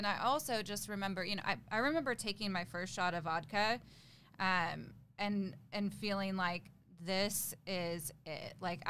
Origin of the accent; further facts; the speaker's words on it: Tulsa, Oklahoma, United States; I was born in Tulsa, Oklahoma.